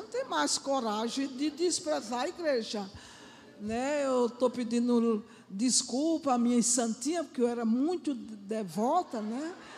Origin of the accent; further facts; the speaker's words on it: Pernambuco, Brazil; moved away as an adult; now in Rio de Janeiro, Brazil; eu sou pernambucana, só estou com quatro meses aqui com vocês